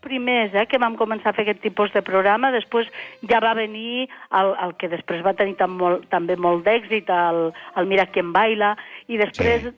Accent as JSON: {"language": "Catalan", "town": "Estopiñán del Castillo", "region": "Aragon", "country": "Spain", "also_born_or_lived": "Lleida", "said": "al meu poble, que és la Franja, és a dir, soc de Lleida, però també de la Franja de Ponent"}